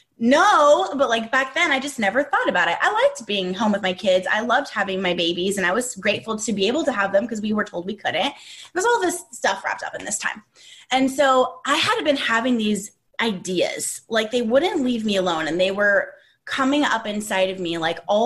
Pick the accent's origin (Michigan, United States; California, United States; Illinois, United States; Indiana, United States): California, United States; Southern; moved away as an adult; also born or lived in Arkansas; We are from Southern California. We were born and raised here. We live here now